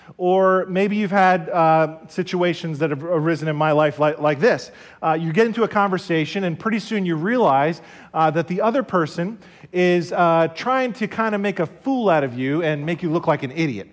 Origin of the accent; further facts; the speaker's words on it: Somerset County, New Jersey, United States; I'm from New Jersey. I was born and raised here in Somerset County.